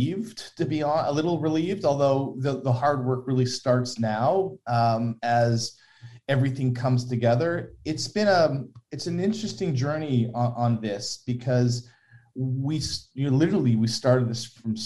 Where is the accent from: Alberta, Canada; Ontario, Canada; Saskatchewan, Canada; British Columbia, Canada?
Ontario, Canada; Toronto; I was at Mount Sinai, which is in Toronto, and grew up in, you know, in kind of Henry Farms area, Don Mills and Shepherd area.